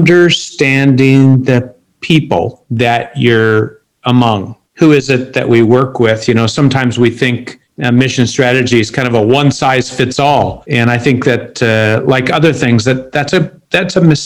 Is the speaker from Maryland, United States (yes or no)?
no; Seattle, Washington, United States; moved away as an adult; also born or lived in Sri Lanka / Philippines / New York City; now in Beirut, Lebanon; I grew up in Seattle, one of the most unchurched cities in America